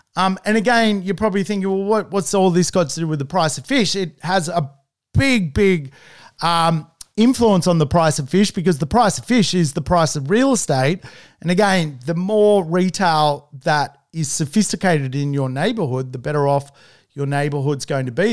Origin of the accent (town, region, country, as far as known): Manly, New South Wales, Australia